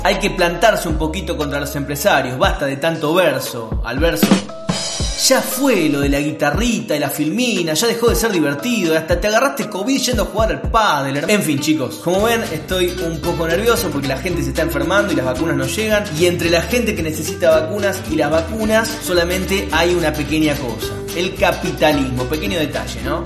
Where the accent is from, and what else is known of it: Argentina